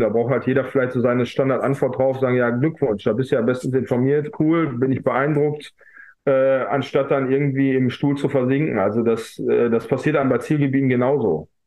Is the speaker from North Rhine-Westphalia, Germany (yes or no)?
yes; Essen, North Rhine-Westphalia, Germany; die Stadt Essen, äh, meine Heimatstadt